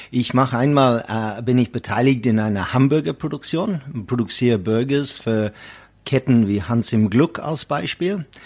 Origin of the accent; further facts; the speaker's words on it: Eastern Cape, South Africa; first language Xhosa; German is a second language; … ist äh, ursprünglich von Südafrika, wo ich herstamme, aus der Transkei, da wo Nelson Mandela kommt und ich spreche der Sprache äh, Yatete Gan Amakosa. Kosa heißt der Sprache